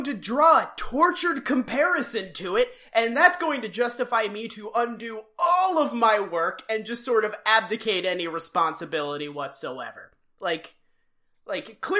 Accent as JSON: {"language": "English", "region": "Massachusetts", "country": "United States", "said": "I am from Massachusetts. We are a gentler people"}